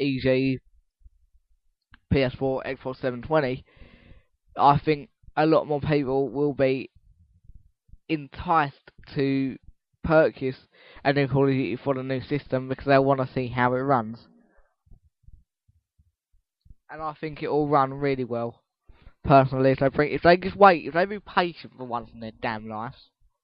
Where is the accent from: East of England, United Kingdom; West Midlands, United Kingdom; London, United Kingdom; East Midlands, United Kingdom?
East of England, United Kingdom; Essex; I'm an Essex boy, and I always will be.